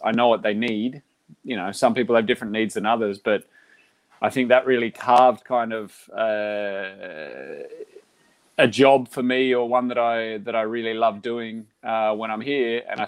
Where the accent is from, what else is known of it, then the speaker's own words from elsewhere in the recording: Australia; moved away as an adult; now in Girona, Spain; I'm from Australia.